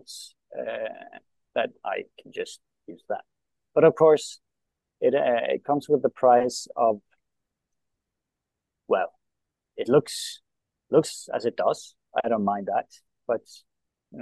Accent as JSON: {"language": "English", "country": "Norway", "first_language": "Norwegian", "second_language": "English", "said": "my my own country and my own language"}